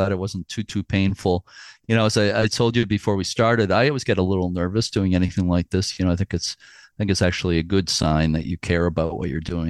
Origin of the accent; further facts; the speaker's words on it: New England, United States; also born or lived in Fort Knox, Kentucky / Virginia; my heart is in New England. I've been here pretty much all my life, except I was born in Kentucky, which might surprise people. But where you live is my state of my birth. But I don't remember anything because we left there when I was 3 years old.